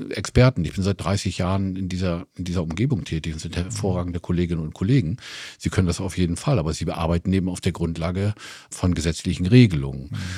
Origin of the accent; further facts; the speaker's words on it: Oldenburg, Lower Saxony, Germany; ich komme aus Oldenburg